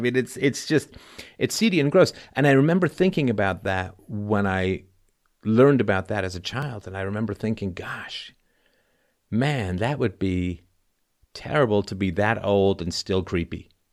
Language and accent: English; England, United Kingdom; when I was growing up in England